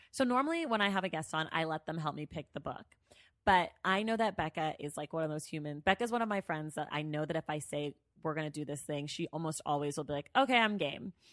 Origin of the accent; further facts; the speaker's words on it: Bay Area, California, United States; moved away; also born or lived in New York; I'm from the Bay Area.